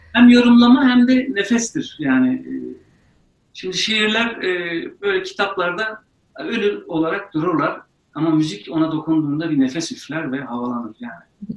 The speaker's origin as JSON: {"language": "Turkish", "region": "Ankara", "country": "Turkey", "tie": "born or raised there", "also_born_or_lived": "Eleşkirt, Ağrı", "said": "Ben Ağrı Eleşkirt doğumluyum. Sonrasında orada da kalmadık. Ankara'ya geldik, yerleştik."}